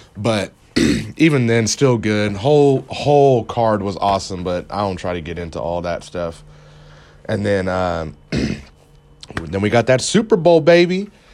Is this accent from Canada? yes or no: yes; Canada; now in United States; I'm from Canada. and I live in America